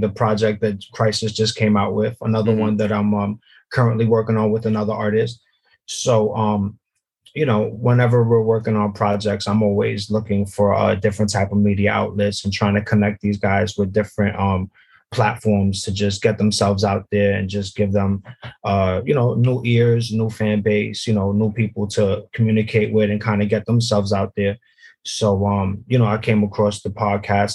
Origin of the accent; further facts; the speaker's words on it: New York City, New York, United States; now in Hudson County, United States; Originally, I'm from Brooklyn.